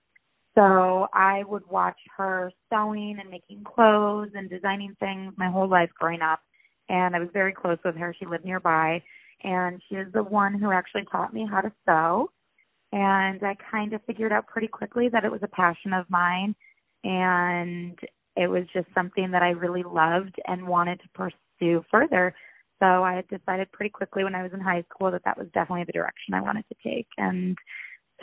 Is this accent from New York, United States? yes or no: yes; Rochester, New York, United States; moved away as an adult; also born or lived in Ohio; now in Los Angeles, United States; I'm originally from upstate New York, Rochester to be exact. I grew up there my entire life